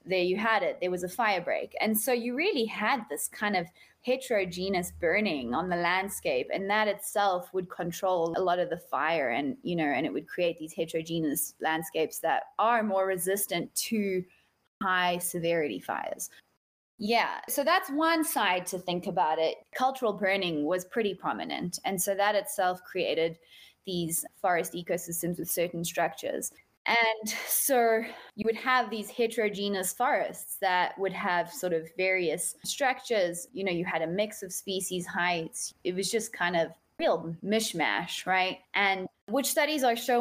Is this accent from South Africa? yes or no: yes; South Africa; now in United States; I am a South African living in the United States